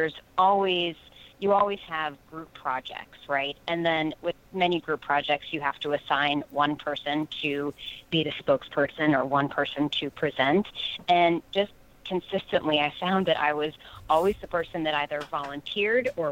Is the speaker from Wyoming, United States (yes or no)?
no; West Virginia, United States; I grew up in West Virginia